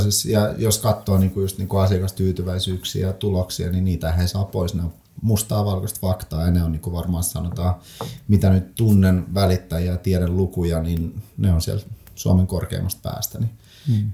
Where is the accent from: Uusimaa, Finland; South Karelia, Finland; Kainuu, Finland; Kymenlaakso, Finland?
South Karelia, Finland; Lappeenranta; also born or lived in Saint Petersburg, Russia; ne synnyn Pietarissa, vanhemmat päätti, että he lähdetään metsästään parempaa elämää niin sanotusti lasten puolesta ja Neuvostoliitto hajosi silloin ja oli mahdollisuus muuttaa Suomeen. Muutettiin oikeastaan siis varmaan neljä, nelihenkinen perhe ja neljä matkalaukkuu tyyli. Hypättiin junaa ja Suomeen ja sitten siinä niinku ekat vuodet asuttiin ihan kaupungin tämmöisessä niinku maahanmuuttajien